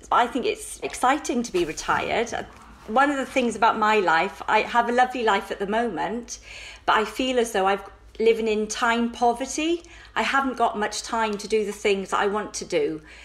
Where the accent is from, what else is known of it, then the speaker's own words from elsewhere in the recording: Wales, United Kingdom; also born or lived in Brighton and Hove; now in Hove, United Kingdom; Originally from Wales, I've been down in Brighton and Hove for 30 years